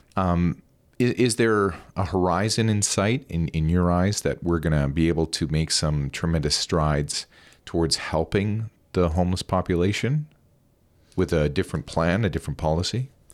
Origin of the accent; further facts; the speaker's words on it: Alberta, Canada; now in British Columbia, Canada; I'm from Alberta